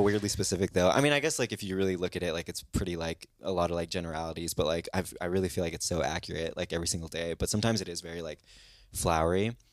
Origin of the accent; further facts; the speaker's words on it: Kansas, United States; moved away; we, we grew up in Kansas.